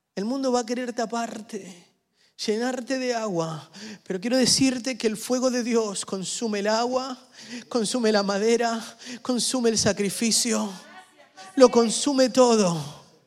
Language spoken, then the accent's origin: Spanish; Argentina; yo soy argentino